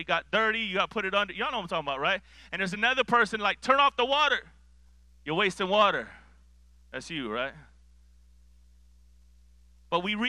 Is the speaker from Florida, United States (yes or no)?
yes; Miami, Florida, United States; I grew up in Miami, Florida